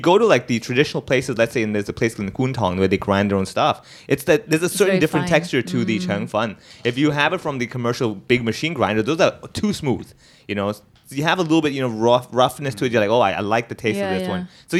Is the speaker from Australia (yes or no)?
no; Hong Kong; Then again, when I travel and I do shows, I'm from Hong Kong.